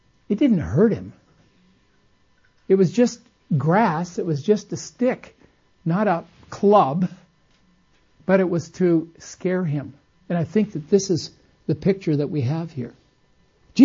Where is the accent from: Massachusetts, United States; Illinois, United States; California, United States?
California, United States; Costa Mesa; I was raised in Southern California when it was country, not city